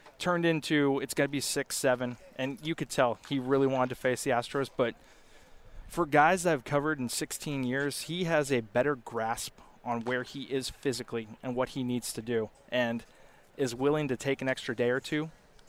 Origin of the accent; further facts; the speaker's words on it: Rohnert Park, California, United States; Rohnert Park. I actually just spent the last three nights there, so it was a good couple days.